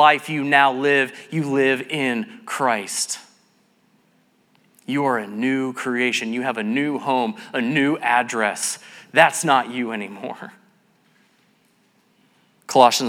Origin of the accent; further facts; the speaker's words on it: Cumming, Georgia, United States; moved away; I grew up here in Cumming